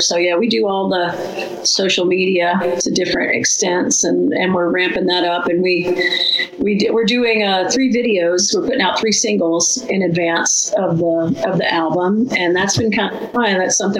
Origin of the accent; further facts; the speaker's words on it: Atlanta, Georgia, United States; moved away; Atlanta, my hometown